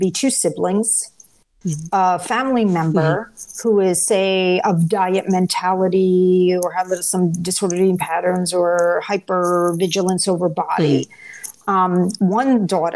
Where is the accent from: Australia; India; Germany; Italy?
Italy; moved away; I was born in Italy